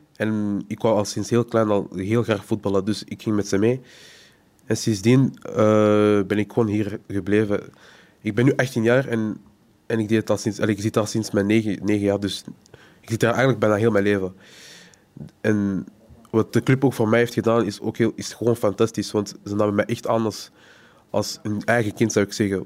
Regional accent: Antwerp, Flanders, Belgium; Geboren in Antwerpen

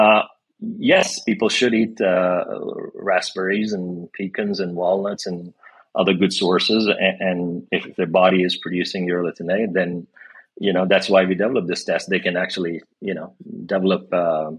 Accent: India; moved away; I grew up in India

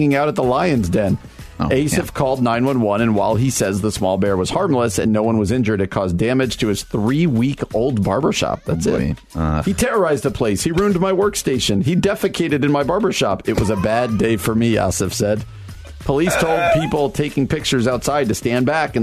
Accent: New Jersey, United States; My home state of New Jersey

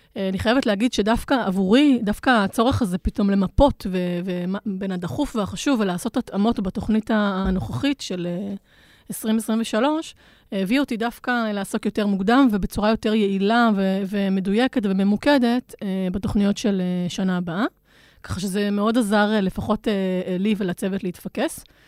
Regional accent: Israel; היתרון שלנו, המובהק כישראלים

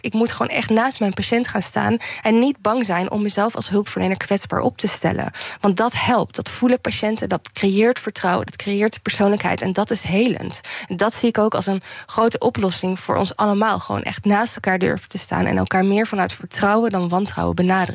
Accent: Netherlands; moved away as an adult; ik uit Nederland ben weggegaan

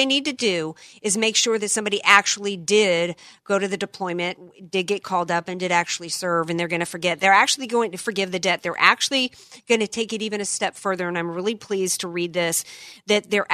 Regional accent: Louisiana, United States; a guy out of my home state, man, you know, a dude out of the bayou

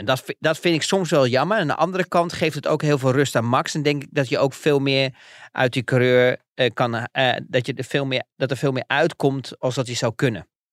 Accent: Netherlands; wij als Nederlanders

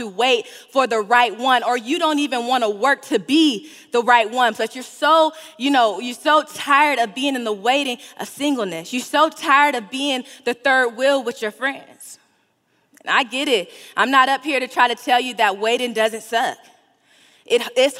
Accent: California, United States; I'm from California

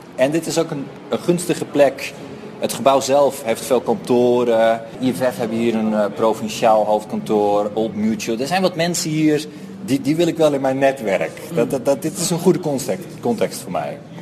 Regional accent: Netherlands; moved away as an adult; now in Johannesburg, South Africa; Ik kom uit Nederland en ik ben nu ongeveer anderhalf jaar in, in Joburg.

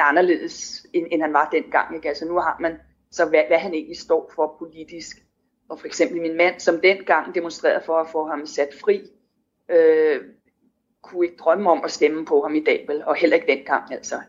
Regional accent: Denmark; moved away

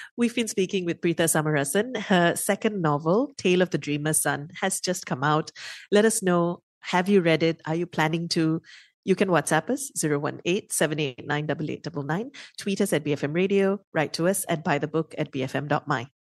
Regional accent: Malaysia; as a Malaysian

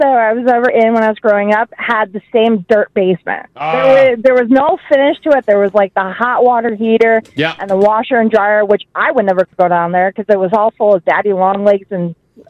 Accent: upstate New York, United States; now in Edmonton, Canada; I grew up in upstate New York where it really doesn't get really severely cold.

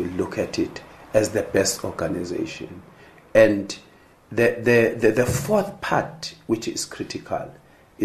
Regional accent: South Africa; we come from South Africa

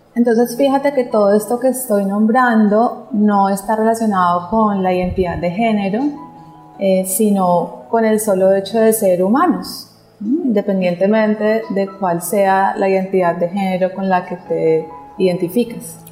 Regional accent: Pereira, Risaralda, Colombia; cuando yo nací en Pereira, digamos que yo digo que mi cuerpo físico eh, es de la zona cafetera y amo esa región, honro mi linaje

